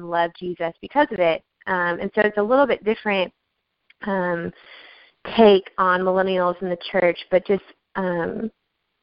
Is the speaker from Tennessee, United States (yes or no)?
yes; Nashville, Tennessee, United States; I'm from Nashville, Tennessee